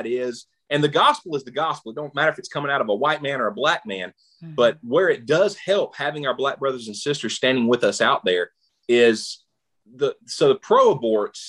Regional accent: the South, United States; I grew up in the South.

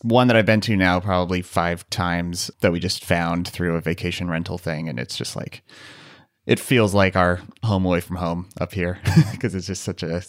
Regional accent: United States; We are very American, and alas, we are not British.

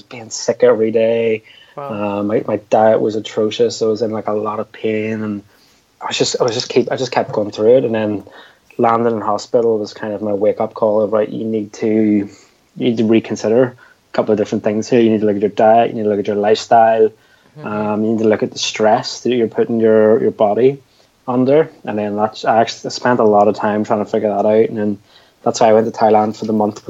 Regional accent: Belfast, Northern Ireland, United Kingdom; where are you from? And I was like, Belfast.

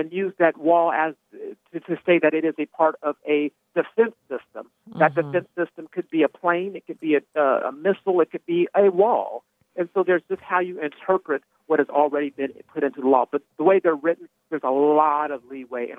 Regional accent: Arizona, United States; I'm from Arizona

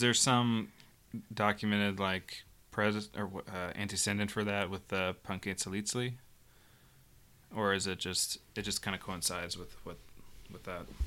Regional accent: United States; as American Catholics, I think that probably, one, since we're a little bit cut off from our immigrant roots

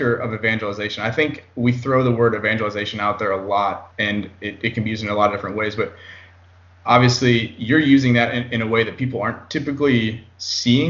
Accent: Iowa, United States; moved away; I'm actually from the Midwest too, originally from Iowa

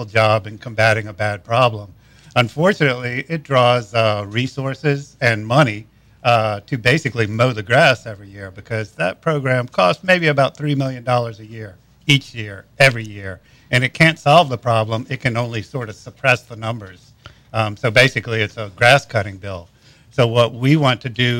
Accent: Baton Rouge, Louisiana, United States; also born or lived in Argentina; I was born and raised in Baton Rouge. Went to high school up there. Went to LSU

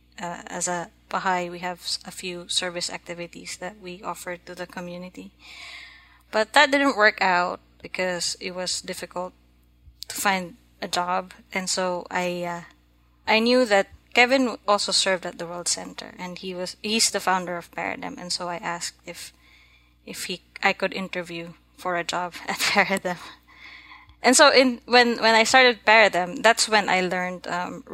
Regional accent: Philippines; now in Massachusetts, United States; I'm Filipino. I was born and raised in the Philippines.

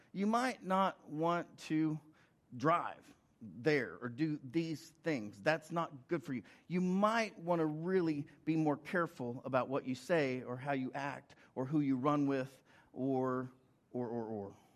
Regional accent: Oklahoma, United States; I'm from Oklahoma

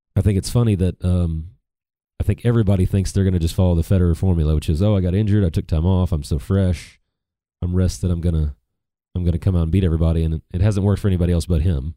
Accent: United States; as American tennis fans

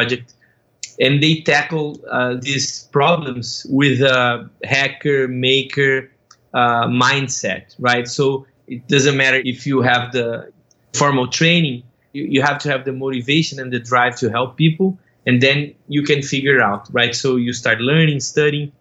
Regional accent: Brazil; moved away as an adult; now in United States; I'm originally from Brazil. I moved to the US in 2014

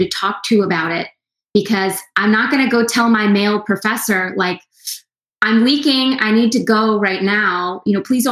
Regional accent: the South, United States; I'm born and raised in the South

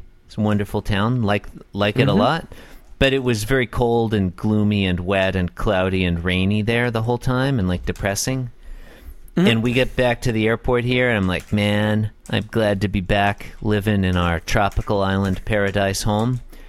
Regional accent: Northern California, United States; I grew up in Northern California, John, not to dox myself or anything, but I grew up in Oakland, California, in Mendocino County.

